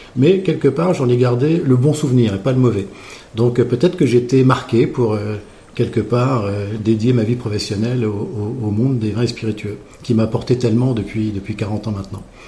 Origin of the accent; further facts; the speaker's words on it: Champagne, Grand Est, France; moved away as an adult; also born or lived in Paris / Rhône Valley; je suis né en Champagne